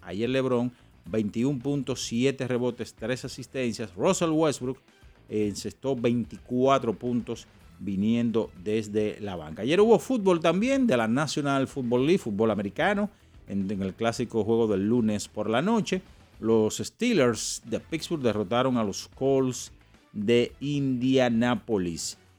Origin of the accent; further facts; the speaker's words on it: Santo Domingo, Distrito Nacional, Dominican Republic; donde yo me crié, en la Respaldo 16